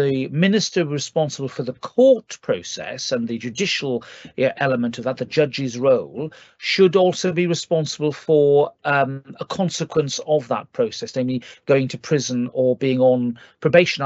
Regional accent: Wales, United Kingdom; as a Welshman

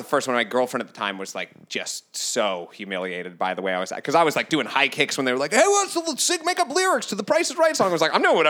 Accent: Solvang, California, United States; now in Los Angeles, United States; I was born in Solvang

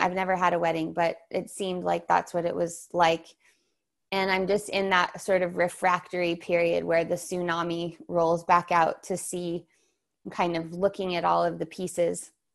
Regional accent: San Diego, California, United States; I grew up in San Diego

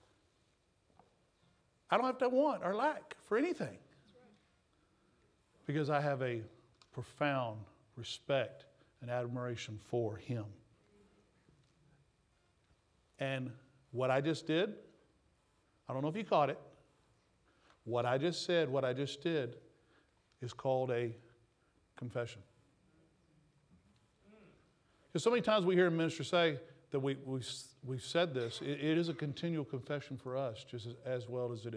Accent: Texas, United States; accent: Texas; my Texas accent

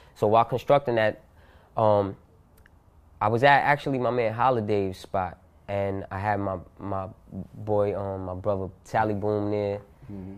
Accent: Yonkers, New York, United States; born and raised in Yonkers, New York, in the hood

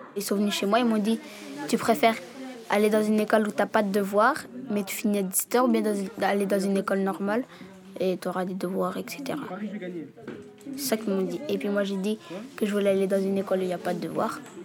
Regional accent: Etterbeek, Brussels-Capital Region, Belgium; also born or lived in Berchem-Sainte-Agathe; j'habite à Berkem. Et je suis né à Etterbeek

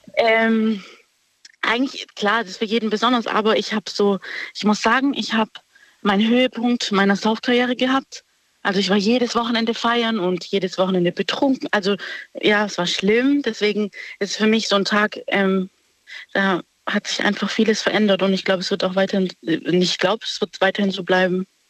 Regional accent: Stuttgart, Baden-Württemberg, Germany; ich bin aus Stuttgart

